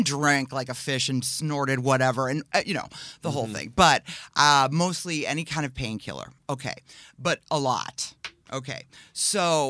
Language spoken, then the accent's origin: English; Whitefish Bay, Wisconsin, United States; I grew up near in Whitefish Bay, which is a little suburb of Milwaukee, very, you know, just Americana.